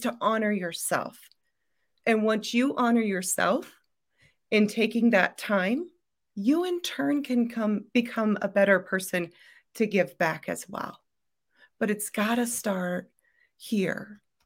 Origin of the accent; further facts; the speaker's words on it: Iowa, United States; I'm from Iowa